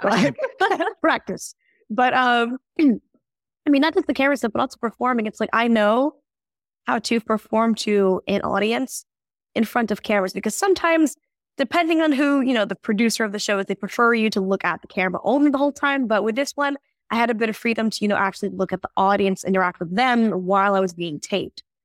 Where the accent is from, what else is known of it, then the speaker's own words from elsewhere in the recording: Tulsa, Oklahoma, United States; first language English; now in South Korea; my hometown is Tulsa